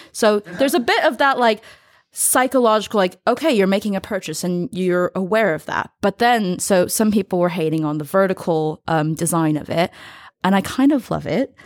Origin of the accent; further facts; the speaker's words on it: United States; as an American